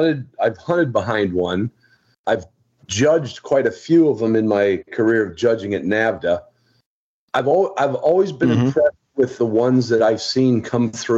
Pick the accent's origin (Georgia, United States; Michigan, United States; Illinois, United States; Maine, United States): Illinois, United States; growing up in Illinois